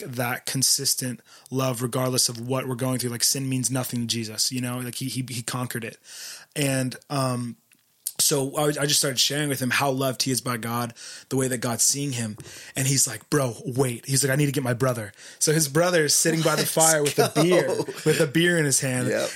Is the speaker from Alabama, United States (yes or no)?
no; Philadelphia, Pennsylvania, United States; moved away as an adult; now in Isla Vista, United States; I'm from Philadelphia originally